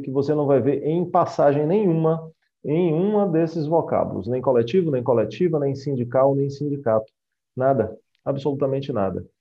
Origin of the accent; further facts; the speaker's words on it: Bahia, Brazil; somos baianos